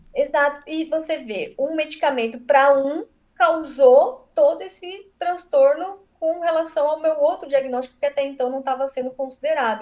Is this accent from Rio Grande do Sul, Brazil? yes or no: no; São Paulo, Brazil; now in Santa Catarina, Brazil; Eu sou paulista de nascimento, mas eu moro em Santa Catarina tem 13 anos